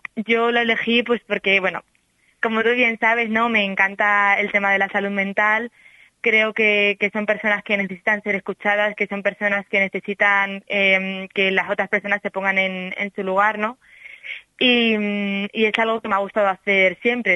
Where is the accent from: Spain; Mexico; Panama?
Spain; Salamanca, Castile and León; accent: salmantino; moved away as an adult; now in Seville, Spain; yo mantengo mi acento salmantino